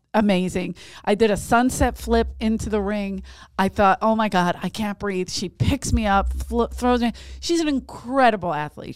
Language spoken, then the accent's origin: English; Philadelphia, Pennsylvania, United States; growing up in South Philly